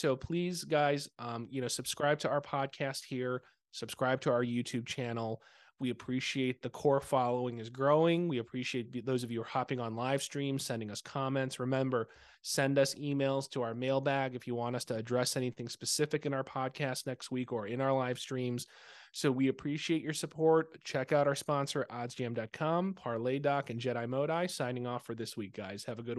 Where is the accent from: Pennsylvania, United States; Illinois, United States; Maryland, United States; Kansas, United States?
Illinois, United States; Chicago; just because I'm a Chicagoan.